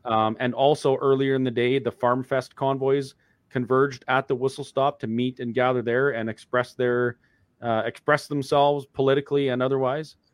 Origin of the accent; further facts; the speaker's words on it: Alberta, Canada; as a Canadian and, and an Albertan